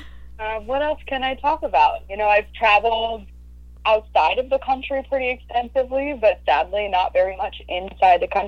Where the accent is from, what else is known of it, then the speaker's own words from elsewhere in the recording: Long Island, New York, United States; also born or lived in Miami, Florida; I grew up and spent most of my life in New York. I was born in Miami and moved up when I was fairly young